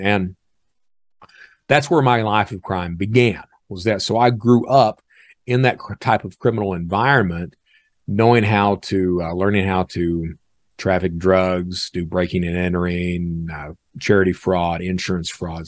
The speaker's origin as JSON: {"language": "English", "town": "Hazard", "region": "Kentucky", "country": "United States", "tie": "born or raised there", "moved": "yes", "lives_now": "Birmingham, United States", "said": "I'm from Eastern Kentucky"}